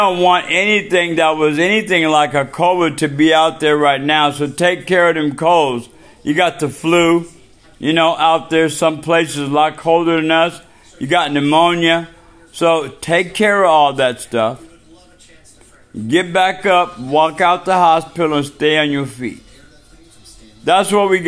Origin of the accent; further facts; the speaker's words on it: Washington, United States; We are from Washington State, the PNW